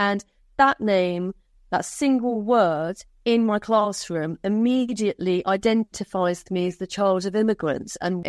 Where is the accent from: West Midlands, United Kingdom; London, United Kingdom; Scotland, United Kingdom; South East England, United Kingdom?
London, United Kingdom; Hayes; For example, growing up in Hayes in the 70s, you're a foreigner.